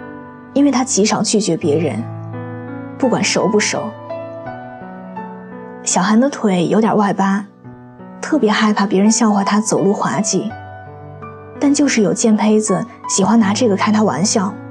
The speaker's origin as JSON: {"language": "Chinese", "country": "China", "said": "十三个老外来自五湖四海，就我一个中国人。"}